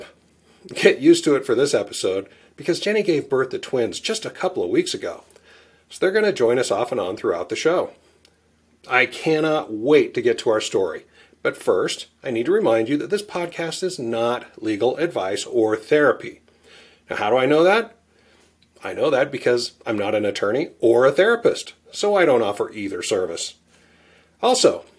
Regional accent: Bountiful, Utah, United States; my home state, just an hour south of my hometown of Bountiful

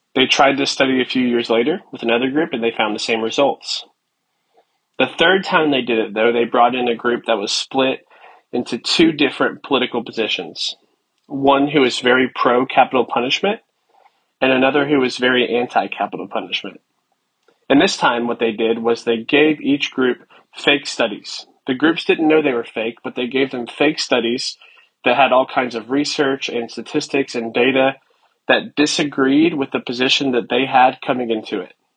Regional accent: United States; as an American

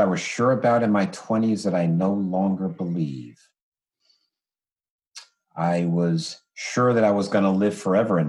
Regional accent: East Orange, New Jersey, United States; I am a child of Essex County, New Jersey. I am from East Orange, New Jersey.

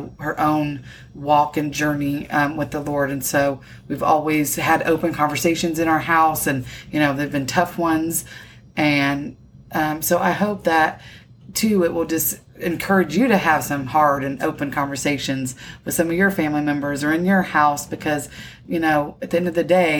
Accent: Indiana, United States; moved away as an adult; also born or lived in San Antonio, Texas; I grew up in Indiana in the Midwest.

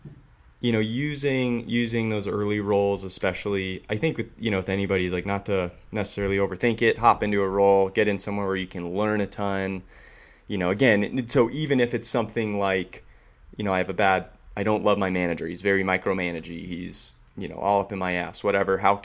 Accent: San Diego, California, United States; also born or lived in Silicon Valley / New York; kid that grew up in San Diego

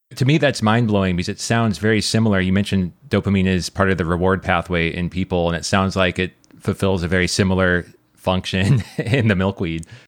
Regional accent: Nebraska, United States; moved away; I grew up in Nebraska

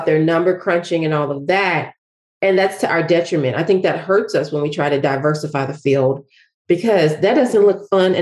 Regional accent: Nashville, Tennessee, United States; moved away; I am from Nashville, Tennessee

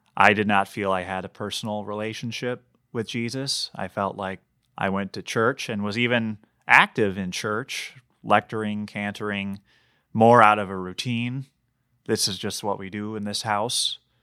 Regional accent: Bloomington, Minnesota, United States; also born or lived in Brainerd, Minnesota; It's six blocks away from Normandale Community College. It's my hometown.

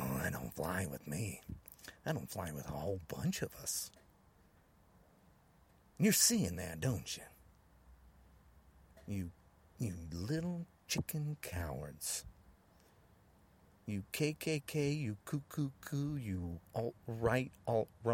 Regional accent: United States; I'm not the only man that lives in the United States. I'm an American.

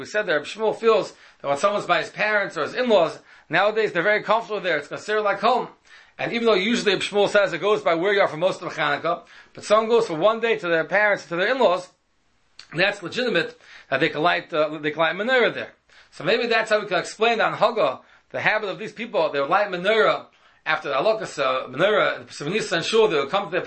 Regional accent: New York City, New York, United States; When I was a child, I grew up in Washington Heights

